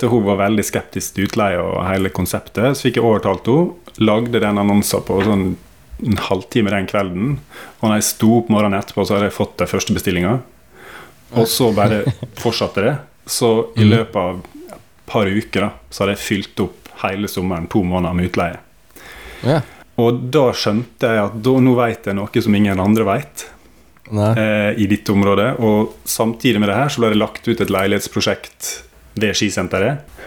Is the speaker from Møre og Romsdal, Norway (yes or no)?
yes; Sykkylven, Møre og Romsdal, Norway; Jeg født og oppvokst i Sykkylven rett utenfor Ålesund.